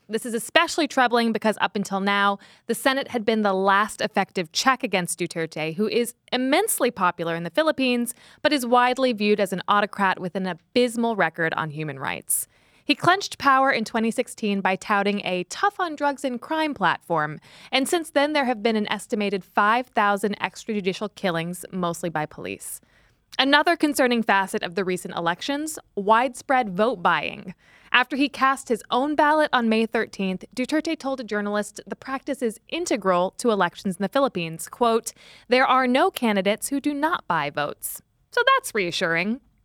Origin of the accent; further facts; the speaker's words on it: United States; I'm American.